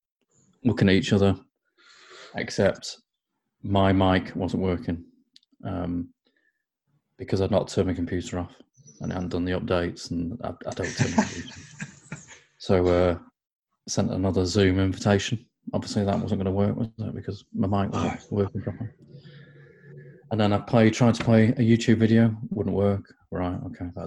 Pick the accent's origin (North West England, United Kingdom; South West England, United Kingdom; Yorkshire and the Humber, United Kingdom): North West England, United Kingdom; Crewe; moved away as an adult; it certainly wasn't posh in Crewe when I grew up